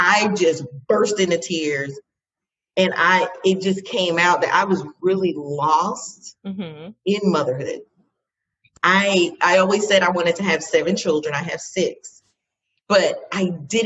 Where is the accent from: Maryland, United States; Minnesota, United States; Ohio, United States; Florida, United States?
Florida, United States; Fort Lauderdale; I'm from Fort Lauderdale. That's like my favorite place.